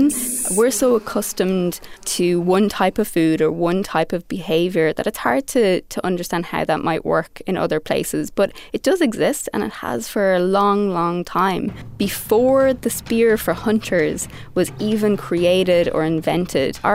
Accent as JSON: {"language": "English", "country": "Ireland", "moved": "yes", "lives_now": "New York City, United States", "said": "I am from Ireland and I'm currently in New York City, where I am practicing as a designer working for IBM"}